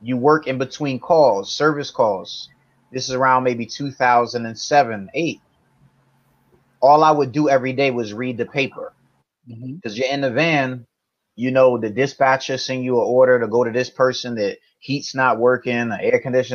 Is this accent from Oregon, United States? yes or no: no; East Orange, New Jersey, United States; I'm from a town called East Orange, New Jersey, borderline in Newark.